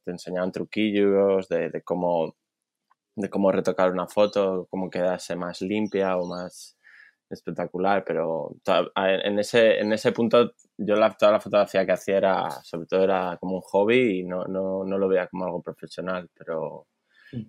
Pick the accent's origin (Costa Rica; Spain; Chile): Spain; Simancas, Castile and León; moved away as an adult; also born or lived in Valladolid; now in Sydney, Australia; Pues nací en Valladolid, Pucela, para los que se un poco la historia de Valladolid. y, Y nada, mi infancia, pues eh, no vivía en Valladolid. Eh, mis padres decidieron vivir en un pueblo cerquita de Valladolid que se llama Simancas